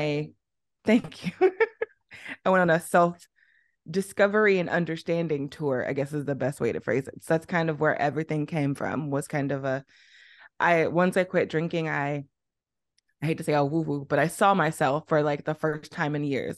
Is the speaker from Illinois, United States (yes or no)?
yes; East St. Louis, Illinois, United States; moved away as an adult; also born or lived in Arizona / Liberia; now in Beijing, China; I'm from Illinois, Southern Illinois, not Chicago